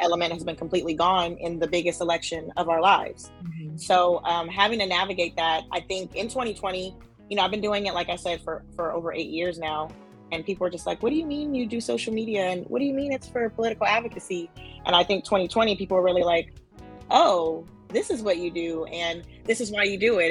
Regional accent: Oakland, California, United States; moved away as an adult; now in Los Angeles, United States; growing up in Oakland, um, my family all at, were in the nonprofit space

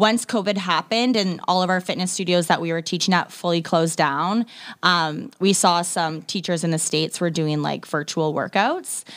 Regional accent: Ontario, Canada; moved away as an adult; also born or lived in Toronto, Canada; now in Vancouver, Canada; I'm actually from Ontario

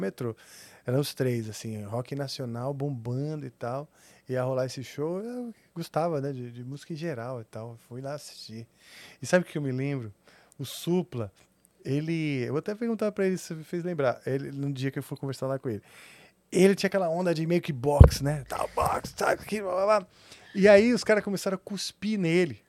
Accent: São Paulo, Brazil; also born or lived in Nebraska, United States; Cresci em São Paulo

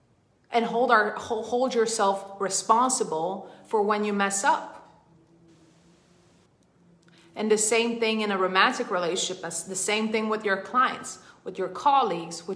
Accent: Sweden; moved away as an adult; now in United States; I was born in Sweden. I grew up in Sweden. I was not born in Sweden. And I have been in the US for almost 10 years now.

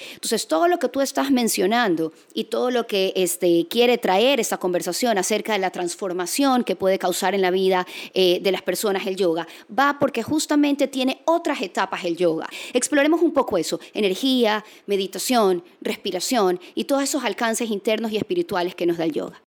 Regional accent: Guayaquil, Guayas, Ecuador; Soy guayaquileña

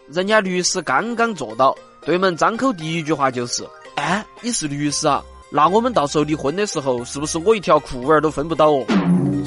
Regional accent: Chengdu, Sichuan, China; 我是成都土著少年

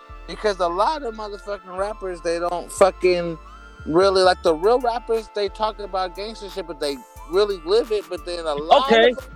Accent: Oakland, California, United States; I'm from East Oakland, California

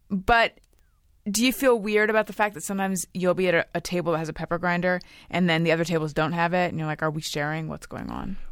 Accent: Orange County, California, United States; I grew up in Orange County.

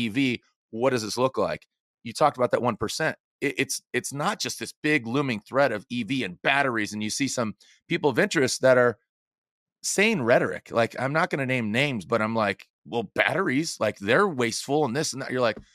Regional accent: San Diego, California, United States; also born or lived in Arizona / Inland Empire, California; I grew up in San Diego, moved to Arizona for 15 years, now back in Southern California in Inland Empire

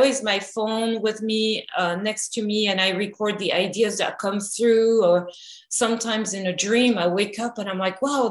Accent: France; now in Los Angeles, United States; I grew up in France

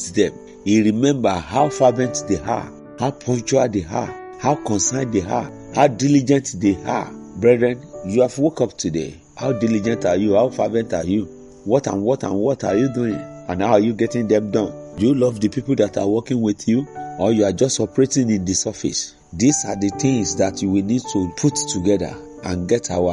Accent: Nigeria; As a Nigerian

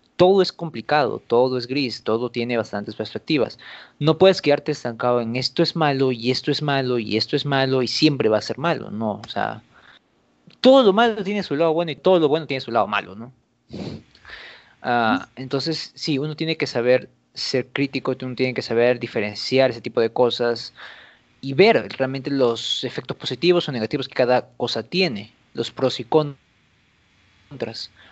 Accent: Peru

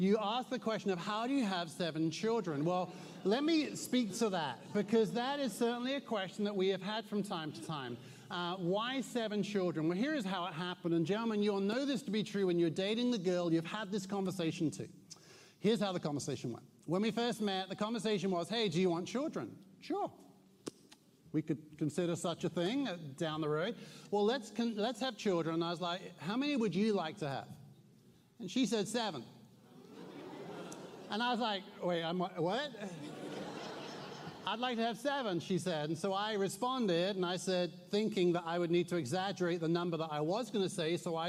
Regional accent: Newmarket, East of England, United Kingdom; also born or lived in Suffolk; I'm from Newmarket, Suffolk, yet I know many of you are stunned by such a statement. You're already questioning the validity of such a statement because my accent doesn't sound like I'm from Suffolk. But I lived for 21 years in Suffolk.

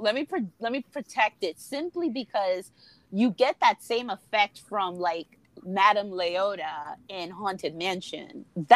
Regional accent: United States; we're American

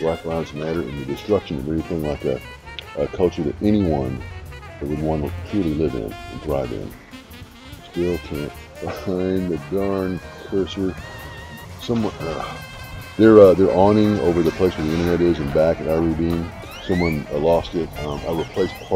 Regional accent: Dallas, Texas, United States; I grew up in Dallas

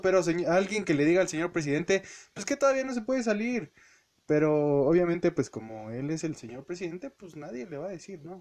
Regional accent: Hidalgo, Mexico; yo soy de Hidalgo, como todos saben

